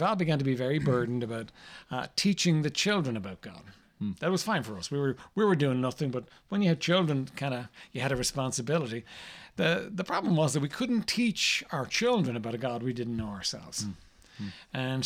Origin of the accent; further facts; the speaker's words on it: Ireland; I was raised in Ireland, raised in a very traditional home